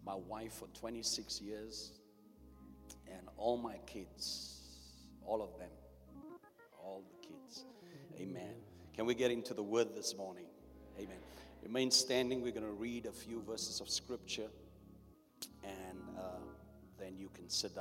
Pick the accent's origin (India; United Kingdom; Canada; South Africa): South Africa; I was born under apartheid in South Africa.